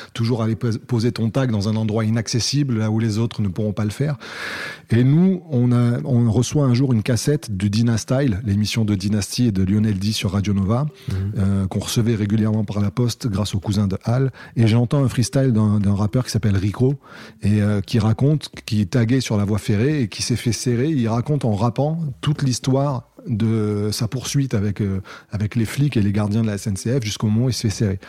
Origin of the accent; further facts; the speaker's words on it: Cannes, Provence-Alpes-Côte d'Azur, France; je viens de Cannes, dans les Alpes-Maritimes